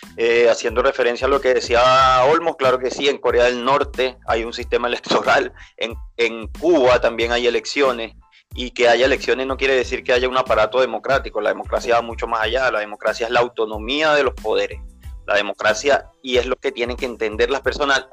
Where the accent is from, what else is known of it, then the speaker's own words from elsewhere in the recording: Venezuela; now in Chile; como venezolano, que nosotros sabemos lo que vivimos en Venezuela